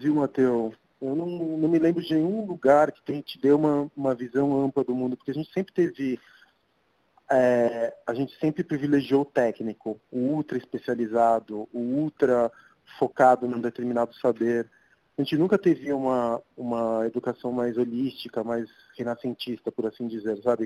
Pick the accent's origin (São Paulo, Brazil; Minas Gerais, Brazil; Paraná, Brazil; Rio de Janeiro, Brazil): São Paulo, Brazil; also born or lived in Argentina; E eu morei toda a minha vida aqui na Santa Cecília